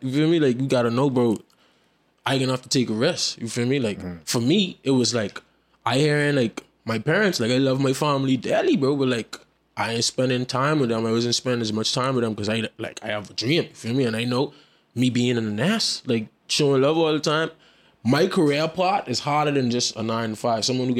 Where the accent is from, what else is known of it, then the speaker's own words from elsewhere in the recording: Florida, United States; born there; I was born over there too. I was born in Florida.